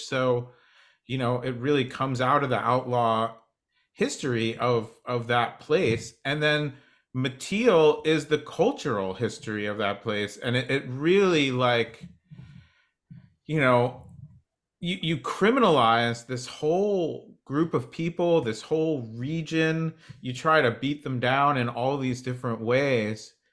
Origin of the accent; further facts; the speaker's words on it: New Jersey, United States; moved away; I grew up on the East Coast. I grew up in New Jersey